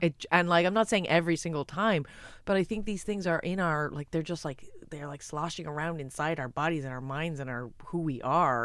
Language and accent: English; United States; I'm American as well